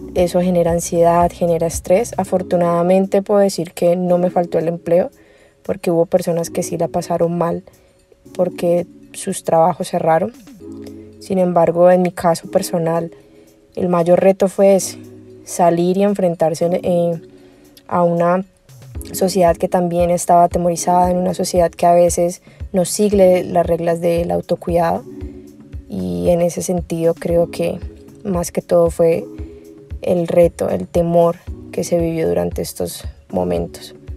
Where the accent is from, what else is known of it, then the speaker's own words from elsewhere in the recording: Colombia; soy de Colombia